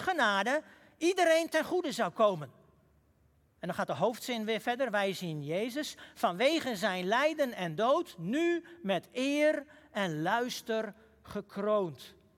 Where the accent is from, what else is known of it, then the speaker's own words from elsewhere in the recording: Huizen, North Holland, Netherlands; In het dorp waar ik ben opgegroeid, huizen